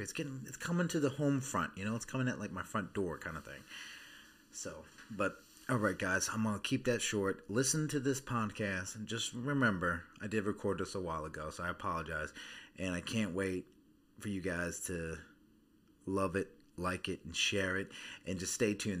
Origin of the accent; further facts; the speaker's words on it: Baltimore, Maryland, United States; moved away; I'm originally from Baltimore, Maryland